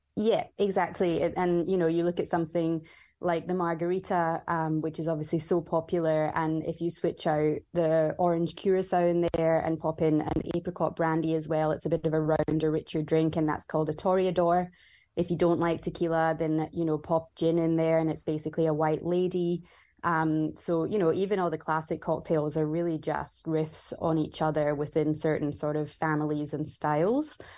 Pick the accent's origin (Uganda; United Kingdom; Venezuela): United Kingdom; Scotland; moved away as an adult; also born or lived in Vancouver, Canada; now in Melbourne, Australia; I grew up in Scotland